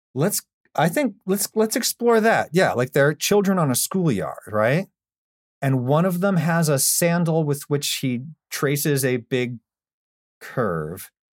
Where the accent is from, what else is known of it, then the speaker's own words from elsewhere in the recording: Pennsylvania, United States; my home state of Pennsylvania